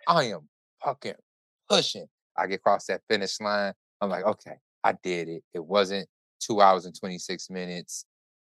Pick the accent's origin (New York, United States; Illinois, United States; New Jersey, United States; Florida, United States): Illinois, United States; Chicago; I am Chicago. I'm from Chicago